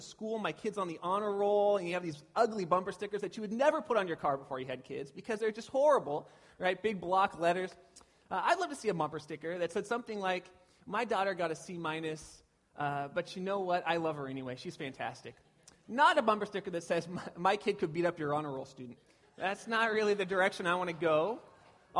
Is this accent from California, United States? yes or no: yes; Pasadena, California, United States; now in Petaluma, United States; I grew up in SoCal down by Pasadena